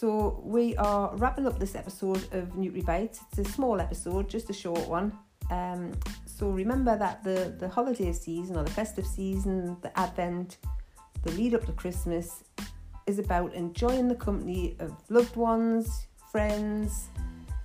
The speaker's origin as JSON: {"language": "English", "area": "Geordie", "region": "North East England", "country": "United Kingdom", "accent": "Geordie", "said": "my Geordie accent"}